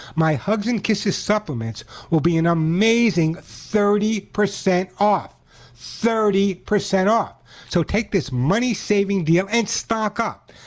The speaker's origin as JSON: {"language": "English", "region": "New York", "country": "United States", "tie": "born or raised there", "moved": "yes", "lives_now": "California, United States", "said": "I grew up in New York"}